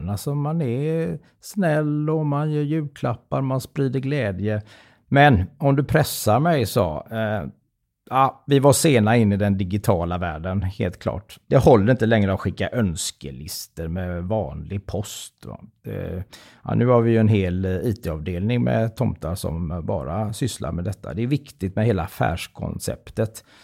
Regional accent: Gothenburg, Västra Götaland, Sweden; självklart är jag göteborgare. Och är man född och uppvuxen i Göteborg så har man ju alla förutsättningar till att bli en riktigt eh, god eh, tomtegubbe.

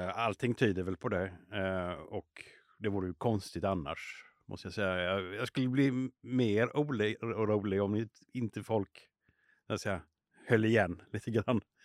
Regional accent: Småland, Sweden; moved away; som smålänning eh, från början

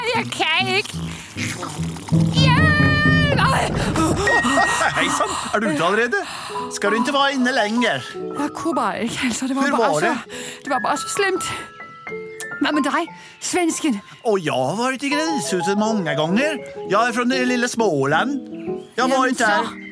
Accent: Norway; Og jeg vet med meg selv at jeg kommer til å være der mye lenger enn dere, for jeg er fra Norge.

